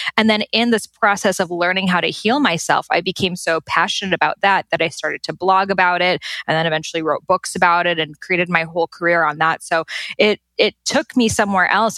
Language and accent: English; Boston, Massachusetts, United States; I was born and raised in Boston, Massachusetts